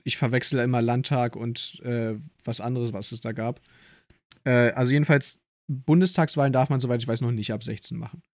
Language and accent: German; Germany; ich wurde hier in Deutschland geboren